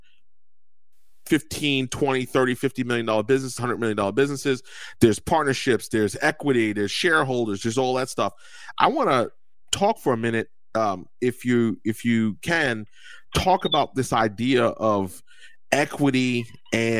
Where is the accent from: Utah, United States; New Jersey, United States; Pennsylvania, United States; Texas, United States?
New Jersey, United States; moved away; I'm from Jersey